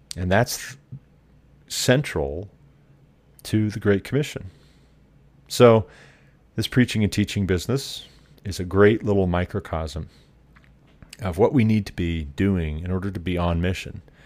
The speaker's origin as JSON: {"language": "English", "region": "Montana", "country": "United States", "tie": "born or raised there", "said": "Montana, my home state"}